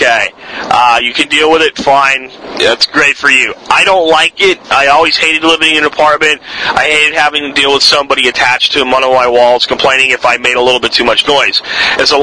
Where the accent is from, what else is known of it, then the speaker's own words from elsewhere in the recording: Pottsville, Pennsylvania, United States; moved away; where I grew up in Pottsville